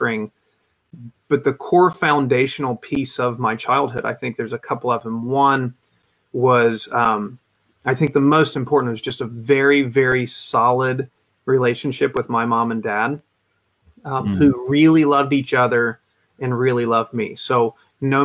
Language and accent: English; Huntington, West Virginia, United States; I grew up just outside of Huntington, West Virginia, which is where Marshall University is